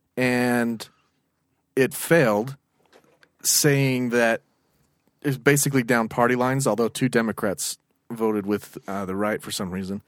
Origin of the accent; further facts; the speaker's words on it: United States; I'm American.